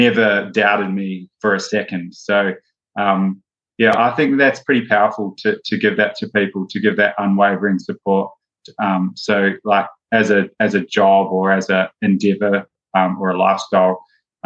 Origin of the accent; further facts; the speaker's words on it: New Zealand; moved away; growing up in New Zealand, rugby is a huge sport, and I played rugby